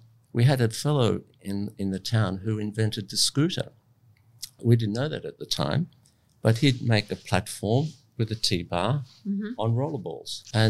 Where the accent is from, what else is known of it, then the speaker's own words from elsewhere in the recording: Abruzzo, Italy; moved away; I was born in Italy in the mountains of Abruzzo, which is pristine forests and alpine mountains and in a little village.